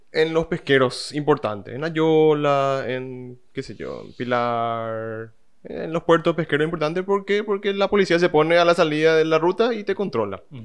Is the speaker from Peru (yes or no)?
no; Paraguay; Acá en Paraguay mismo